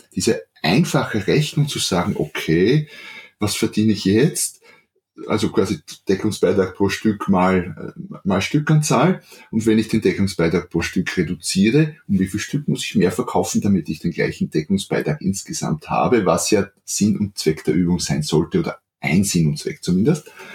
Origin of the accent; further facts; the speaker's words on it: Austria; accent: Austrian; ich bin Österreicher, wie man hört, deswegen auch südlich von Wien